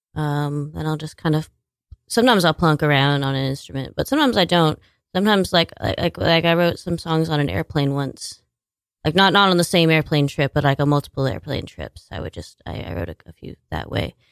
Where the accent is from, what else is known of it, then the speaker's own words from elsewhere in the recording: Washington, United States; moved away as an adult; also born or lived in New York; now in Staten Island, United States; I was born in Washington State